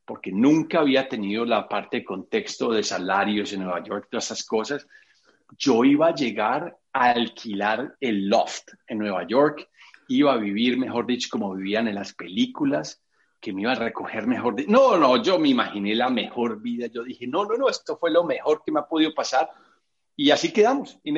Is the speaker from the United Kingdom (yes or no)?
yes; England, United Kingdom; Spanish is a second language; tú me conoces en mi, en mi, en mi lado de inglesa eh, también, yo tengo acento fuerte y, tengo una gramática a veces terrible